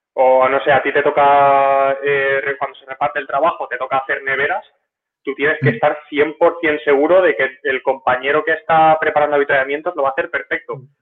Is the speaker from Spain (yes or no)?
yes; near Rojales, Valencian Community, Spain; Y de mi pueblo a Rojales habrá como 8, kilómetros